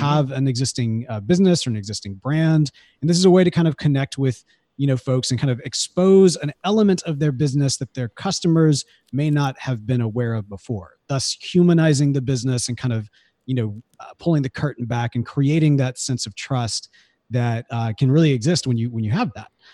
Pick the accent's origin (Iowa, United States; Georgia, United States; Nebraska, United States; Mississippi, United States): Mississippi, United States; Jackson; I grew up in Jackson, Mississippi